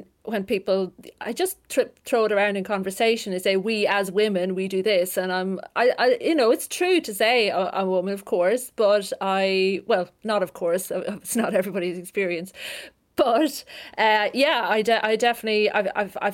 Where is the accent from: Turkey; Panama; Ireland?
Ireland; the Midlands of Ireland; I grew up in the Midlands of Ireland, in a lovely place, with my mum, my dad, and my two brothers.